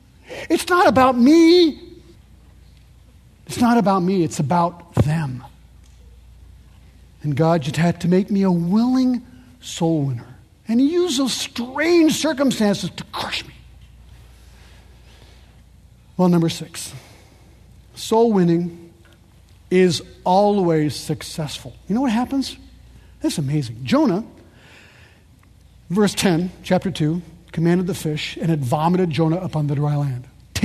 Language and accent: English; Paris, Île-de-France, France; born there; I was born in Paris. My kids are French.